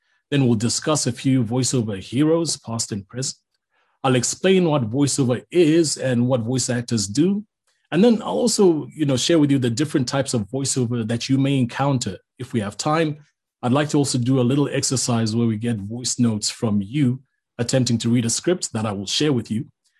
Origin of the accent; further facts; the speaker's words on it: Zambia; growing up in Zambia